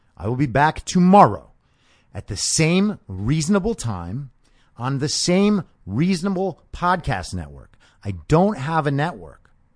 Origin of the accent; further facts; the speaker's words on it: New York, United States; I was growing up in New York